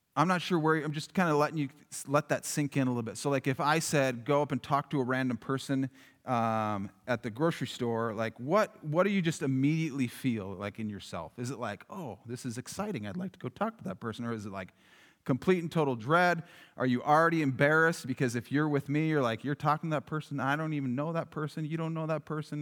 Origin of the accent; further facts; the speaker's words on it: Yankton, South Dakota, United States; growing up in Yankton, it was like, it was just right across the river